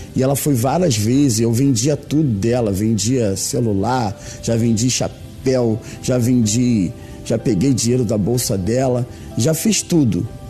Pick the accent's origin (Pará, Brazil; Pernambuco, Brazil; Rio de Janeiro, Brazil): Rio de Janeiro, Brazil; sou do estado do Rio de Janeiro.